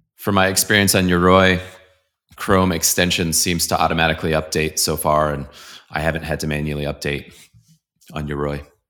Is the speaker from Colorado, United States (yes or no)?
yes; Colorado, United States; also born or lived in Boulder, Colorado; I'm from Colorado. I'm in Boulder, Colorado